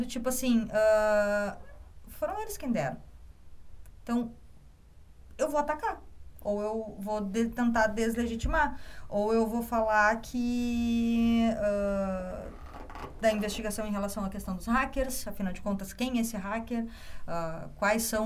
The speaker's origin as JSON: {"language": "Portuguese", "town": "Caxias do Sul", "region": "Rio Grande do Sul", "country": "Brazil", "moved": "as an adult", "lives_now": "Porto Alegre, Brazil", "said": "eu sou de Caxias do Sul, me formei em jornalismo na UX"}